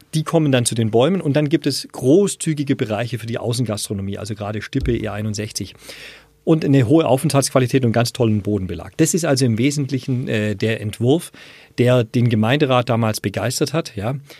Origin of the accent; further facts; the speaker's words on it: Riedlingen, Baden-Württemberg, Germany; also born or lived in Erlangen; Bin dann aber aufgewachsen in Riedlingen, eine kleine Stadt an der Donau